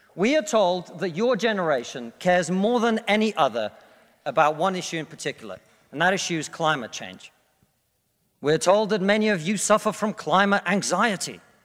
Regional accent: Russia; now in United Kingdom

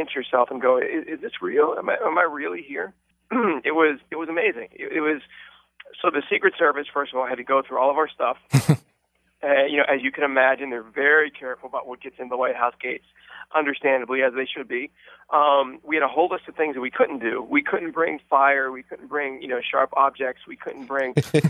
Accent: Pittsburgh, Pennsylvania, United States; I started to do shows around my hometown from Pittsburgh

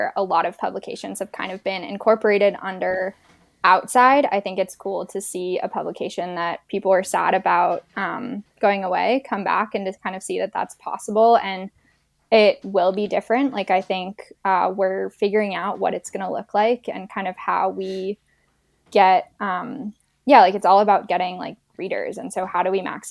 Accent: Waitsfield, Vermont, United States; moved away as an adult; also born or lived in Copenhagen / French Alps; I'm originally from Waitsfield, Vermont. So I grew up skiing Mad River Glen and playing

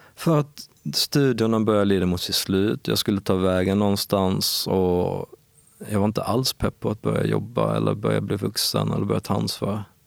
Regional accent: Ängelholm, Skåne, Sweden; accent: Skåne dialect; also born or lived in Perstorp / Lund; Jag kommer från Skåne såklart. Men eh, nordvästra Skåne, någonting som heter Skälderviken, ligger utanför Ängelholm vid havet.

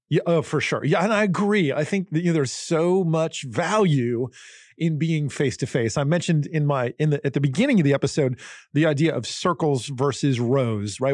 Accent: Northeast, United States; I grew up in the Northeast in New Jersey and Pennsylvania

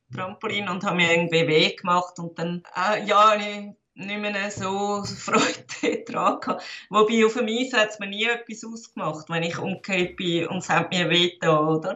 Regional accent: Zurich, Switzerland; Ich bin in Zürich, Wittigen geboren

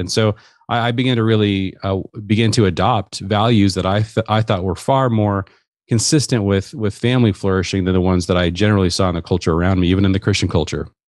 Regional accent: Seattle, Washington, United States; I grew up in the Seattle area.

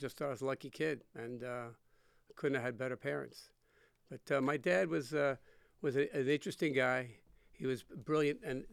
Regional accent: New York City, New York, United States; I grew up in New York. And we grew up in a town. It was in Rego Park, Queens

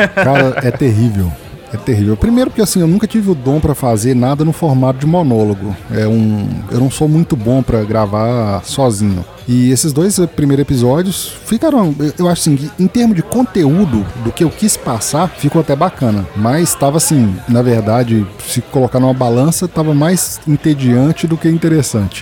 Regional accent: Sete Lagoas, Minas Gerais, Brazil; also born or lived in Betim; Eu voltei para minha cidade natal, tô morando de novo em Sete Lagoas

